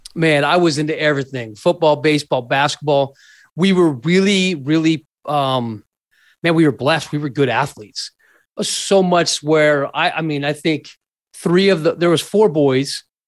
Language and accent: English; Scottsdale, Arizona, United States; also born or lived in Mesa, Arizona; So I was born and raised in Scottsdale, Arizona